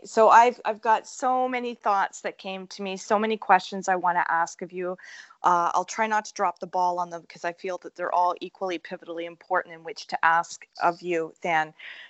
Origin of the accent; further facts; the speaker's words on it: Scotland, United Kingdom; I'm Scottish too.